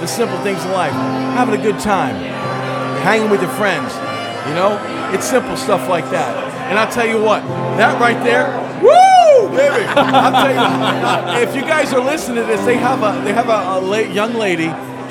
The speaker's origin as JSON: {"language": "English", "town": "Columbus", "region": "Ohio", "country": "United States", "moved": "yes", "lives_now": "Providence, United States", "said": "I'm originally from Columbus, Ohio"}